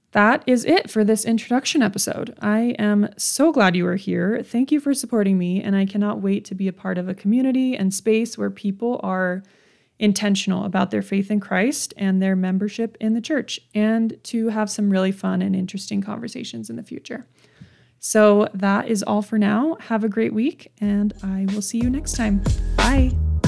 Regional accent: Utah, United States; also born or lived in Redlands, California; I was born and raised in Utah

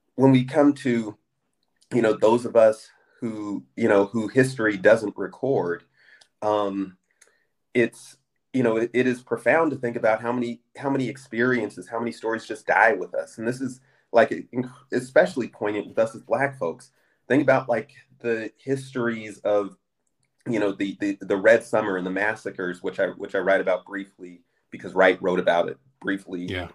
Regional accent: Southern California, United States; I'm a Californian. Right. I was born in Southern California. I live right outside of Oakland, California right now

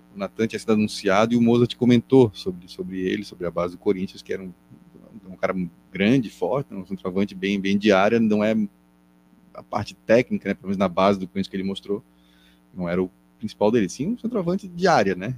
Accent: Florianópolis, Santa Catarina, Brazil; accent: manezinho; no nosso sotaque

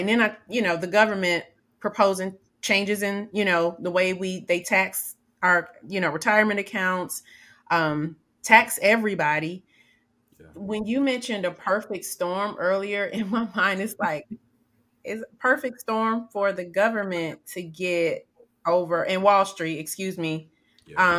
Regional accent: Atlanta, Georgia, United States; I grew up in Atlanta

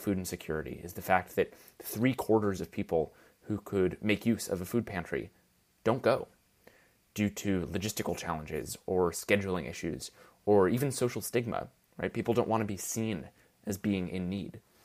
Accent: New York, United States; born or raised there

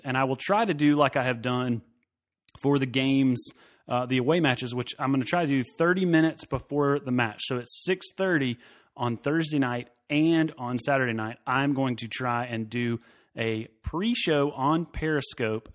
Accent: Knoxville, Tennessee, United States; moved away as an adult; now in Greenville, United States; I'm originally from the Knoxville area. I grew up there.

